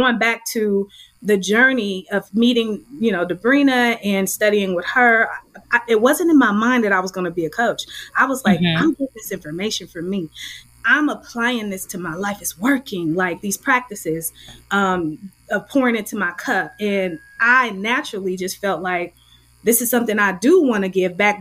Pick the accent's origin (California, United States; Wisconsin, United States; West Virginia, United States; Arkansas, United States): California, United States; Oakland; also born or lived in Berkeley, California; Oakland native. So yeah, I grew up in West Oakland